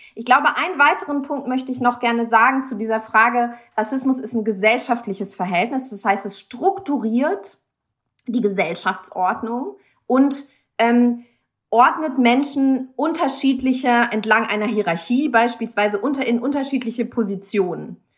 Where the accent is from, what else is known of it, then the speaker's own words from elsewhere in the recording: Germany; in Deutschland, wo ich aufgewachsen bin